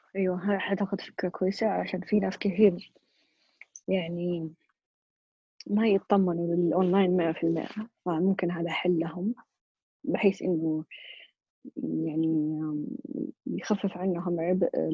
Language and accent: Arabic; Saudi Arabia; عندنا في السعودية